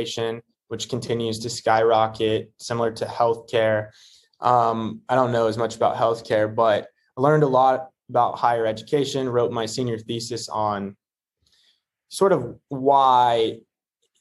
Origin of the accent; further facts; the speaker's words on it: Houston, Texas, United States; moved away as an adult; also born or lived in Memphis, Tennessee / Silicon Valley; now in Houston, United States; I grew up in Houston, Texas